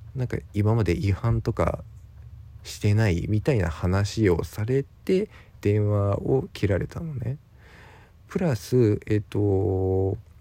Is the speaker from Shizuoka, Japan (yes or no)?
no; Ibaraki, Japan; moved away as an adult; also born or lived in Tokyo; 僕、出身が茨城